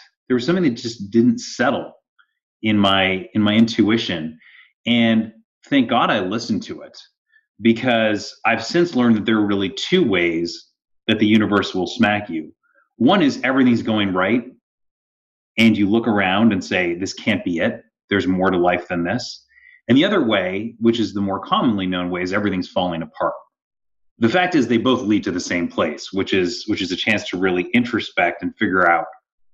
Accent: Toronto, Ontario, Canada; moved away as an adult; also born or lived in Stanford, California; I grew up in Canada

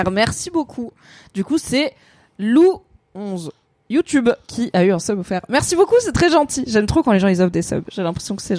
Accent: Morocco; Comme euh, je suis marocaine, quoi.

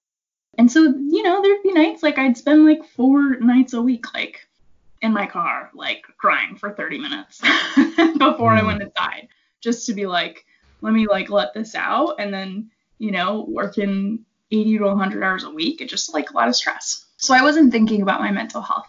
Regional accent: New England, United States; moved away; also born or lived in Seattle; I am from the New England area of the United States originally

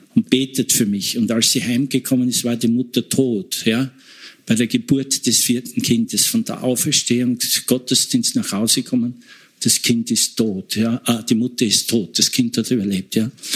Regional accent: Eastern Styria, Austria; ich komme aus Oststeiermark, da war Frontgebiet

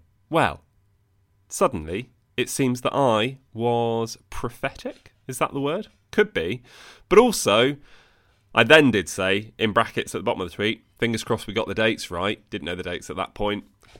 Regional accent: Bologna, Emilia-Romagna, Italy; Even though I would have loved it to be in my hometown of Bologna, my heart is still full of joy for this beautiful contest.

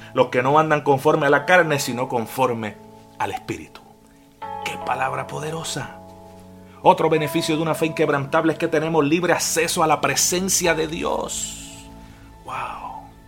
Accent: Puerto Rico; moved away as an adult; also born or lived in Florida, United States; now in Jacksonville, Florida, United States; Soy de Puerto Rico, pero ya llevo con mi familia siete

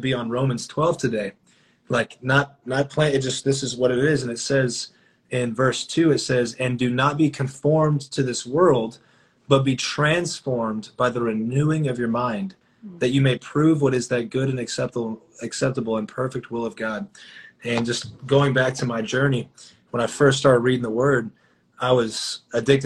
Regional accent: Dallas, Texas, United States; also born or lived in McKinney, Texas; I am born and raised in Dallas, Texas

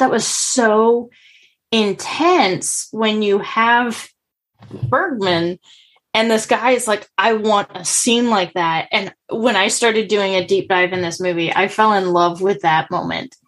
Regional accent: United States; as an American

